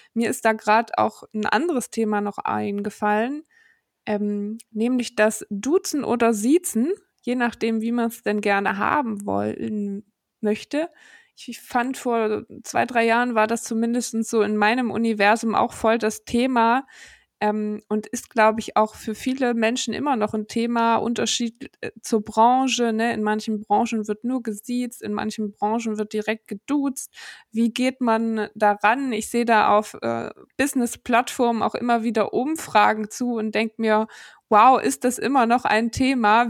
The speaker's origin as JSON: {"language": "German", "region": "Saxony-Anhalt", "country": "Germany", "moved": "yes", "said": "ich komme ja aus Sachsen-Anhalt. Und ich mhm. habe immer so einen kleinen äh, Akzent"}